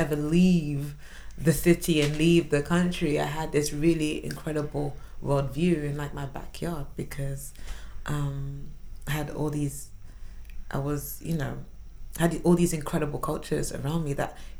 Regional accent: London, United Kingdom; also born or lived in Washington, D.C.; I grew up in South London, went to school in South London. I still live in South London

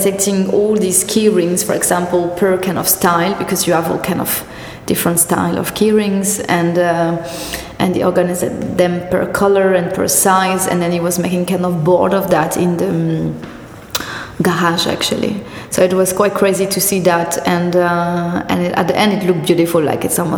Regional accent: Corrèze, Nouvelle-Aquitaine, France; English is a second language; also born or lived in Marseille; now in Paris, France; I only live there 2 years and I'm from Corrèze. It's much more up, really countryside

